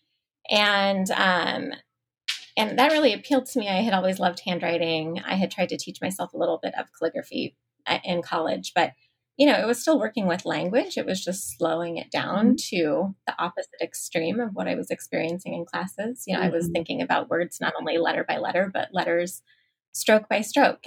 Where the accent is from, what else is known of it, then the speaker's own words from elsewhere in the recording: Ashland, Nebraska, United States; moved away as an adult; I grew up near Ashland, which is where my business is now